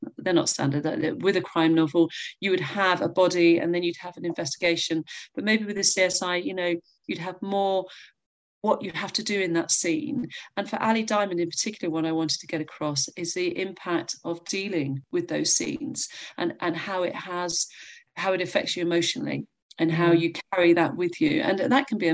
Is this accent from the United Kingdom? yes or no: yes; North Devon, South West England, United Kingdom; I'm from North Devon and I live here now